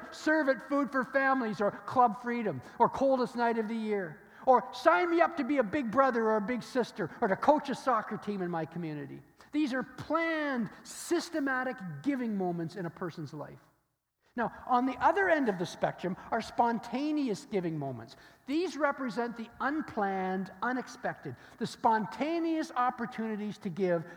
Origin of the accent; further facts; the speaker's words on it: Stratford, Ontario, Canada; I grew up in Stratford, Ontario, which is the home of the Shakespearean theater